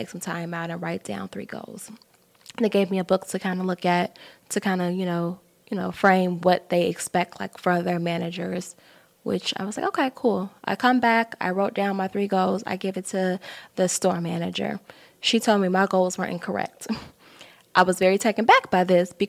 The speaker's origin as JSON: {"language": "English", "town": "Chicago", "region": "Illinois", "country": "United States", "said": "I'm from Chicago"}